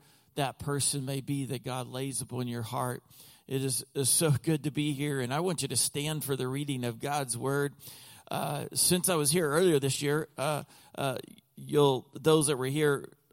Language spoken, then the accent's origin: English; Texas, United States; also born or lived in Oklahoma; now in Lancaster County, Pennsylvania, United States; I was born and raised in Oklahoma, most of my life in Texas